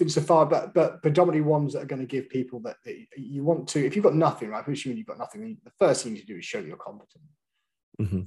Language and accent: English; Scotland, United Kingdom; moved away; I am Scottish